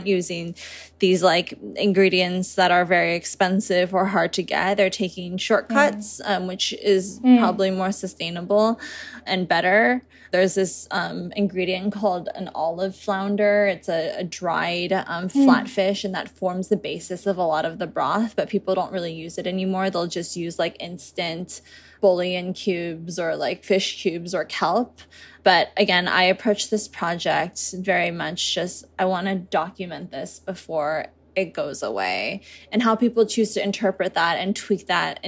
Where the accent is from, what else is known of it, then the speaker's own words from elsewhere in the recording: United States; moved away as an adult; now in Taipei, Taiwan; I'm American and we tend to oversalt things